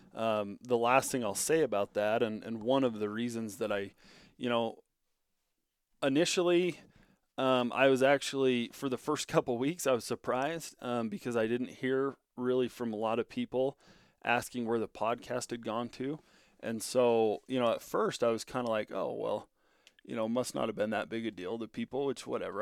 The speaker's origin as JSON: {"language": "English", "town": "Bunkerville", "region": "Nevada", "country": "United States", "tie": "born or raised there", "moved": "as an adult", "lives_now": "Powell, Wyoming, United States", "said": "moved from southern Nevada, down in my hometown, Bunkerville, Nevada, all the way up to uh, Cody, Wyoming."}